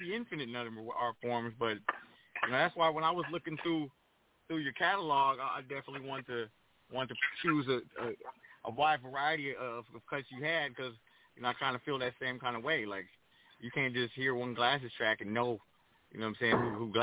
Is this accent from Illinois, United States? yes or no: no; Pomona, California, United States; moved away as an adult; also born or lived in Crenshaw, Los Angeles; now in Los Angeles, United States; being a DJ growing up in Pomona